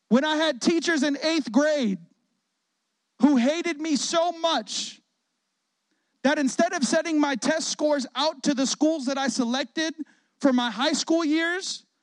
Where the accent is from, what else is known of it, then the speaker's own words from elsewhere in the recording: Chicago, Illinois, United States; also born or lived in Waukegan; I'm not from Chicago. I was born in Waukegan. We had a military set of parents who were pastors. We moved all over the place, but Chicago is where we experienced our childhood and teenage years